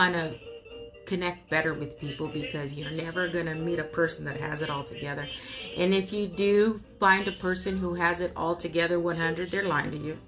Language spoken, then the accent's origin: English; Oxnard, California, United States; born and raised in Southern California by way of Oxnard, the 93030.